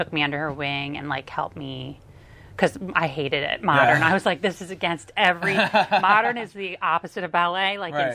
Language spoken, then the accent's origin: English; Lansdale, Pennsylvania, United States; I grew up in Lansdale